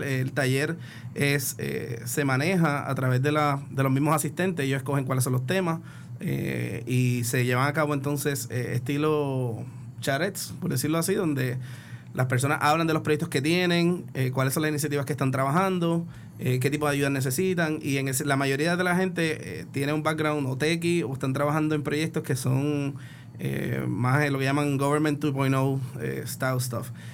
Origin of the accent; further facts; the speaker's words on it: Puerto Rico; como buen puertorriqueño